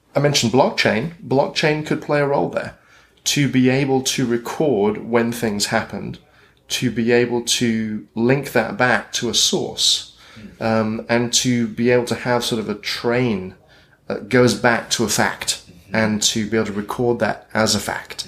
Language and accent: English; United Kingdom; accent: British; moved away as an adult; also born or lived in Britain; now in Portland, United States; my British accent